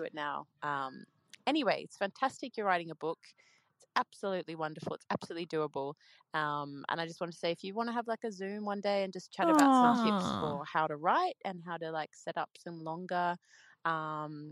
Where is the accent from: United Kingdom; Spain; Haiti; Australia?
Australia; now in Sweden; I'm Australian, but I live in Sweden.